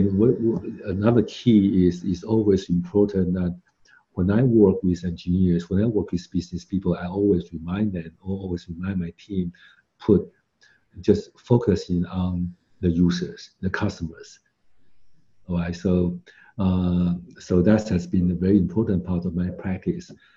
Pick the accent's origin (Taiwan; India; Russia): Taiwan; now in United States; I'm from Taiwan